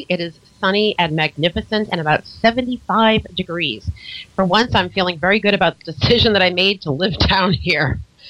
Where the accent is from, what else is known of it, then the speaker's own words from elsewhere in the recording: Boston, Massachusetts, United States; now in Florida, United States; if I was speaking to you from where I originated, we probably wouldn't be talking nicely. I'm from Boston. I'm a very proud Bostonian.